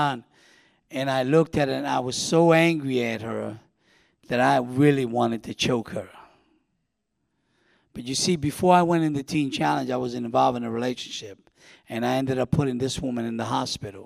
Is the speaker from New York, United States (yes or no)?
yes; New York City, New York, United States; moved away; also born or lived in Winter Haven, Florida; I grew up in New York City, was born and raised, born in Manhattan, delivered to the Bronx